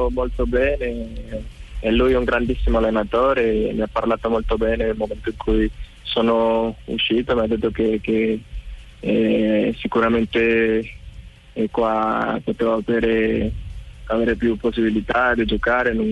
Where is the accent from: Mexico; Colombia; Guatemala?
Colombia; moved away as an adult; now in Italy; En el momento que salí de Colombia, ya hace un año, solamente me fui acá siete meses y bueno, volver a casa siempre siempre te da emoción